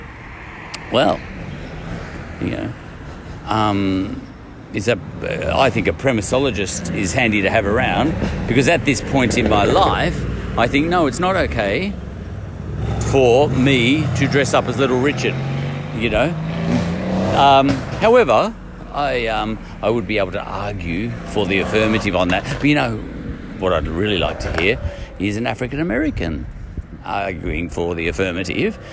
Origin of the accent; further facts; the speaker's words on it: Australia; We come from Australia